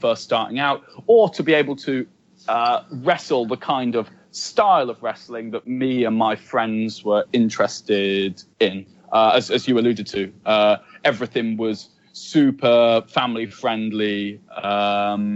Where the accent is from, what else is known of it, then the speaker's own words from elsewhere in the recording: Coventry, West Midlands, United Kingdom; also born or lived in London; I was born and raised in Coventry, and I went to London for a time at university, but then came back to Coventry.